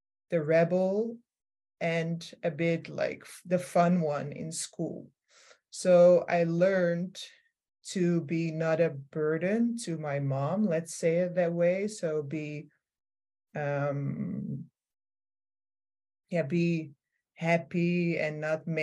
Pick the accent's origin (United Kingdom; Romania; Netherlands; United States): Netherlands; Amsterdam, North Holland; now in Rotterdam, Netherlands; I grew up in Amsterdam